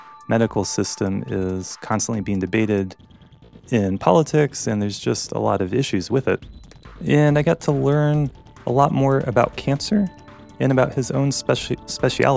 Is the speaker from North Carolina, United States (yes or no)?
yes; North Carolina, United States; moved away; I grew up in North Carolina with my family.